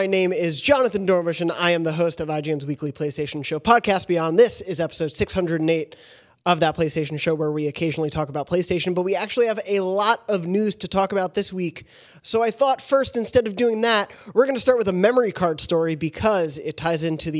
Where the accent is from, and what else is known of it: South Africa